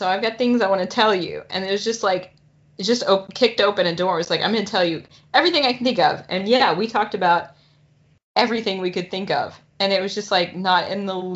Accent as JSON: {"language": "English", "town": "Nashville", "region": "Tennessee", "country": "United States", "tie": "born or raised there", "said": "getting to show you around my hometown. And we ran into my cousin out at Shelby Bottoms"}